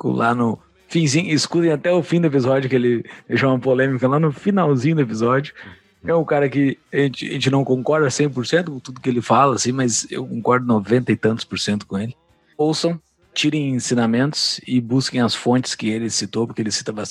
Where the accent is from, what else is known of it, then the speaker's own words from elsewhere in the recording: Mostardas, Rio Grande do Sul, Brazil; born there; Principalmente mostardas, que foi onde eu nasci.